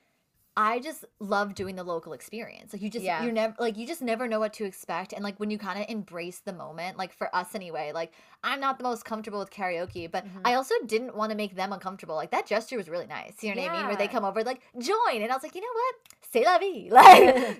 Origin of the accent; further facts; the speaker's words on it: United States; I'm American